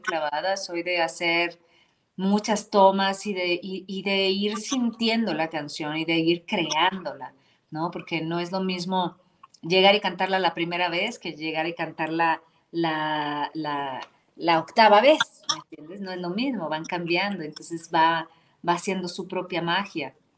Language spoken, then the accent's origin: Spanish; Ciudad Madero, Tamaulipas, Mexico; moved away; crecí con la salsa, porque pues obviamente soy de, de allá de Ciudad Madero, Tamaulipas, y pues allá se escuchaba eso.